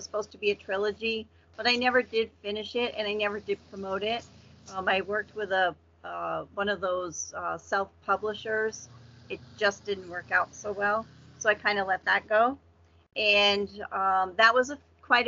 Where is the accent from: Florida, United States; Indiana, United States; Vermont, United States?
Vermont, United States; moved away as an adult; now in Massachusetts, United States; I grew up in Vermont, which is a really teeny New England state.